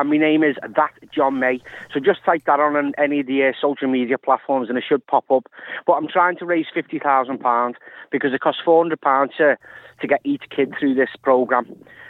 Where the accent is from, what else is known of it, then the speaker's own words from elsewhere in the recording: Liverpool, North West England, United Kingdom; Well, I'm from Liverpool, and the last couple of years, been a lot of innocent lives lost.